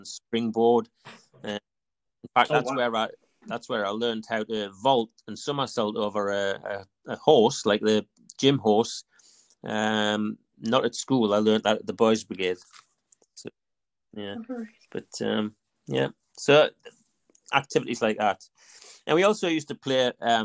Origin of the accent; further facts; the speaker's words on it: Ashington, North East England, United Kingdom; also born or lived in North Seaton; We moved from North Seton up to Second Avenue in Ashington. And so when I was about 13, we'd moved up to Second Avenue in Ashington